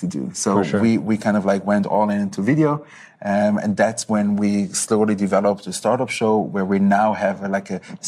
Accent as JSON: {"language": "English", "region": "Zurich", "country": "Switzerland", "tie": "born or raised there", "also_born_or_lived": "Israel / Tel Aviv", "moved": "as an adult", "said": "I was born and raised in Zurich, childhood in Zurich, high school, Matura."}